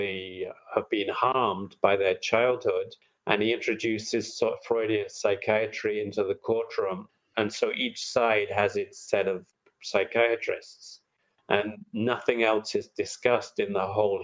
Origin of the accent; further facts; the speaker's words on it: England, United Kingdom; moved away as an adult; now in United States; I came from England to study at Penn